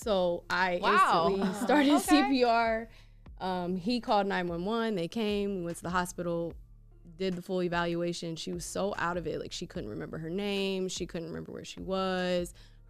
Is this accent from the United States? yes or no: yes; Cincinnati, Ohio, United States; hey, well, that's funny because I'm from Cincinnati, so when I got up here, like, people were like, oh, you're Damo's wife.